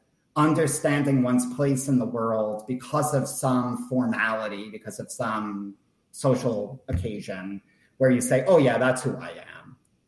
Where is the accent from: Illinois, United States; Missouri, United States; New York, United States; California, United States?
New York, United States; I also am Jewish. I also am a New Yorker. I also am whatever, politically progressive. But I am an American